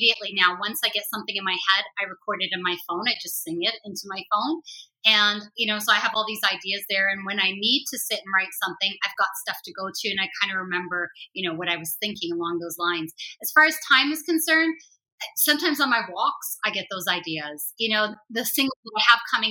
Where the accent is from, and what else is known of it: Toronto, Ontario, Canada; born or raised there; also born or lived in Beirut, Lebanon / Amman, Jordan